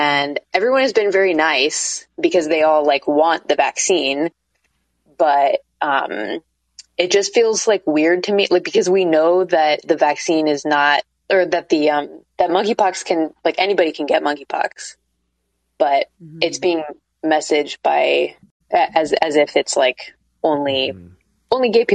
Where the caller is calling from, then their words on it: Portland, Oregon, United States; Yeah, I'm calling from Portland, Oregon.